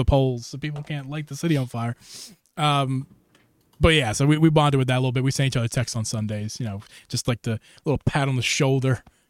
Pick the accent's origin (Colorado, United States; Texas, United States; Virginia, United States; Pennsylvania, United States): Pennsylvania, United States; Philadelphia; We found out that we're from the Philly area, of the Philly.